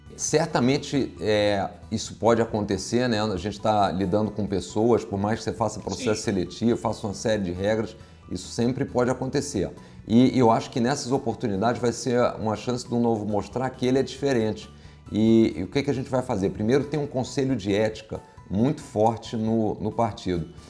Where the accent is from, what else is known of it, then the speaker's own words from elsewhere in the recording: Rio de Janeiro, Brazil; accent: carioca; eu sou, sou carioca, como dá para ver pelo sotaque